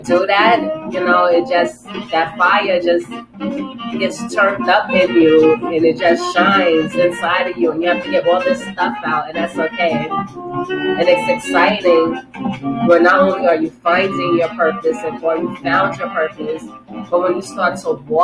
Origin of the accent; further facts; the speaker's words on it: New York City, New York, United States; when I was a kid, and I was, you know, in the Bronx, you know, growing up in the Bronx